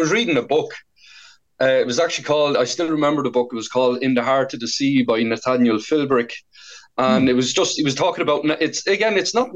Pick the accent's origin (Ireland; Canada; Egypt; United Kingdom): Ireland; Portarlington, Laois; moved away as an adult; now in Galway, Ireland; I'm from Port Arlington in Laois. I've been living in Galway since 2004